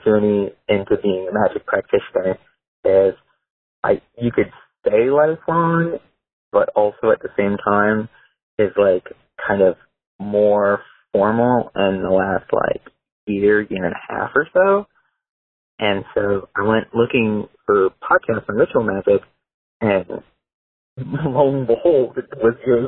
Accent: New York, United States; moved away as an adult; my hometown back in New York that I moved away from 8 years ago

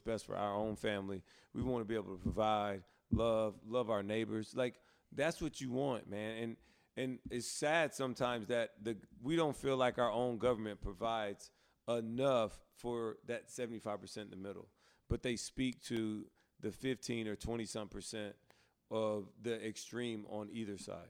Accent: Alabama, United States; I grew up in Alabama too

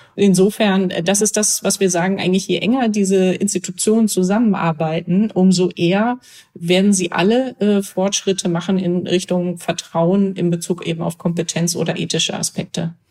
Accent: Germany; als Deutscher

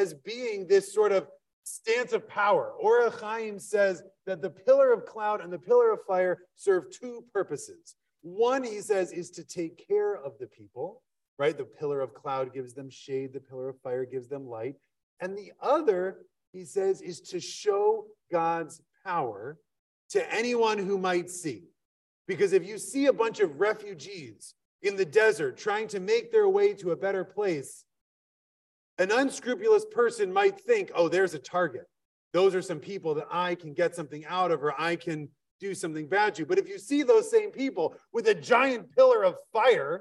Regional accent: Wisconsin, United States; I'm from Wisconsin

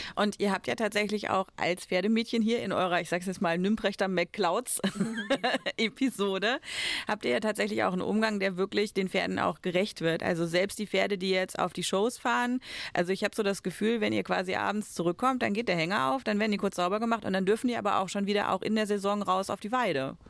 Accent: Germany; bei uns in Deutschland

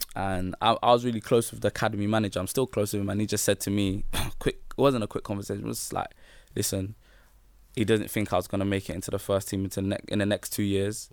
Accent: London, United Kingdom; Peckham, so I, I grew up in Peckham

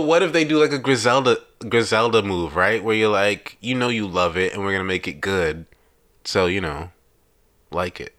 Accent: New York, United States; now in Chicago, United States; I've lived in Chicago officially longer than I've ever lived in New York

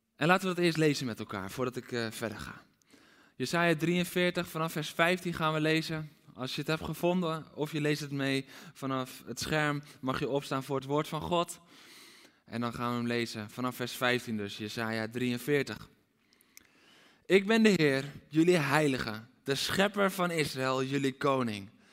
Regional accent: Aalsmeer, North Holland, Netherlands; Ik ben opgegroeid in Aalsmeer.

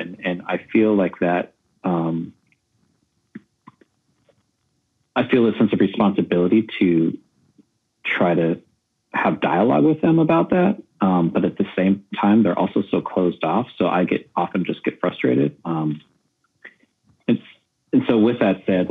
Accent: San Diego, California, United States; I grew up in San Diego, a border kid crossing the border whenever

